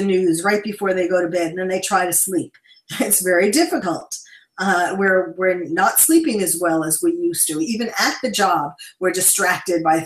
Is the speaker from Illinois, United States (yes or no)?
no; New York City, New York, United States; now in West Coast, United States; I'm a born and bred New Yorker